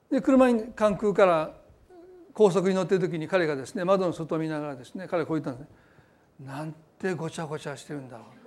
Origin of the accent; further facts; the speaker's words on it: Osaka, Japan; born or raised there